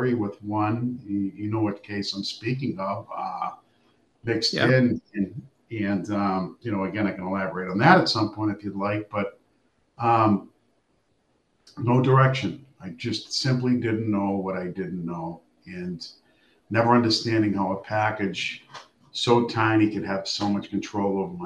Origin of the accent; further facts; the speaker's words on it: Boston, Massachusetts, United States; I grew up in Charlestown, the mean streets of Charlestown